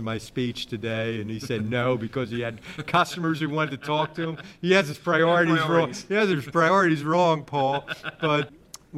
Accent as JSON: {"language": "English", "country": "United States"}